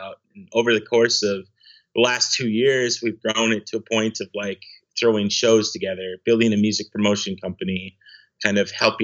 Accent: Granite Falls, Minnesota, United States; moved away as an adult; now in Seattle, United States; I am originally from Granite Falls, Minnesota, really small town in southwestern Minnesota

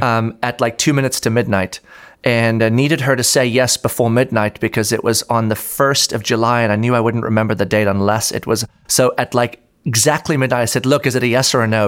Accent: South Africa; now in Orlando, United States; I grew up in South Africa, actually. Um, born and raised there

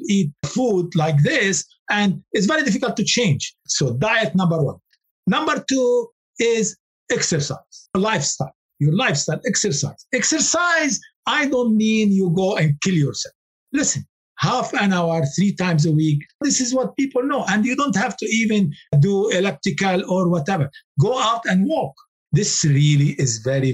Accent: Lebanon; moved away; I come from Lebanon

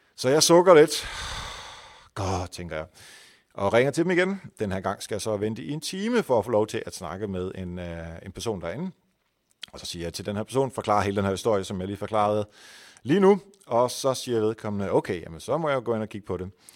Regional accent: Netherlands; now in Denmark; jeg er hollænder

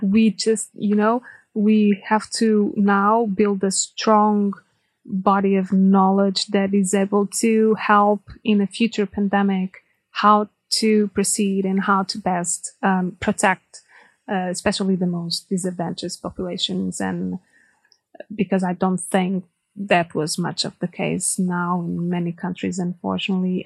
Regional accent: Portugal; moved away as an adult; also born or lived in Angola; now in Germany; I come from Portugal

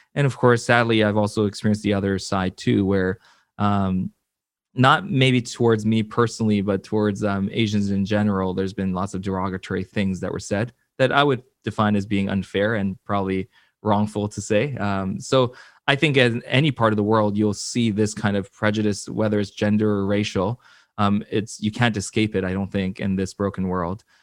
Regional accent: Vancouver, British Columbia, Canada; also born or lived in Seoul, South Korea / Florida / Atlanta, Georgia; I was born in Seoul, South Korea. I, uh, my family immigrated here to Vancouver when I was about six or seven

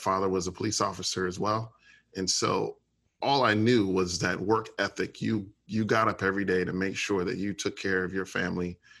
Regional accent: Orlando, Florida, United States; also born or lived in Chicago, Illinois; I was raised in Orlando

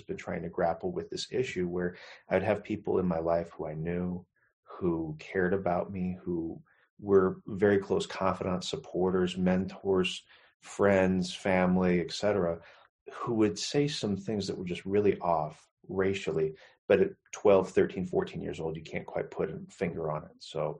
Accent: McMinnville, Oregon, United States; also born or lived in Portland, Oregon; growing up in McMinnville, Oregon. And that was in the early 90s. This is rural Oregon, not what people think about Portland, Portlandia, although I do have a lot of experience living in there as well

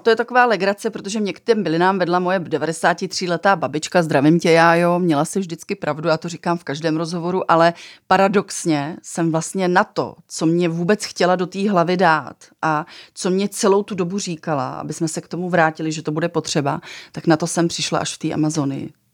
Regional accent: Czechia

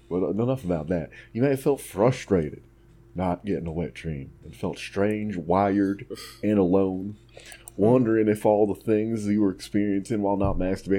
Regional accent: Texas, United States; I'm Texan, not a metaphor expert.

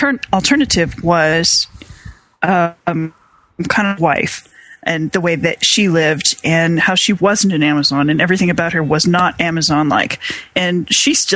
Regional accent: South Dakota, United States; my home state, which is South Dakota

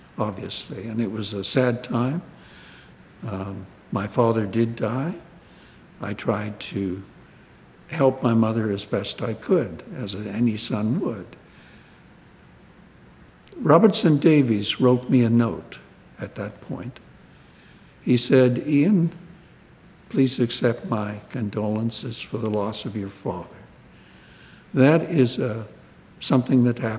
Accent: Winnipeg, Manitoba, Canada; moved away; a Winnipeg boy of an unprosperous and chronically ill small family

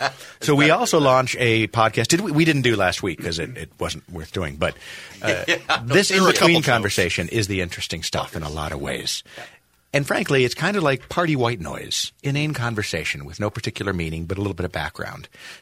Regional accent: Buffalo, New York, United States; growing up in Buffalo, New York

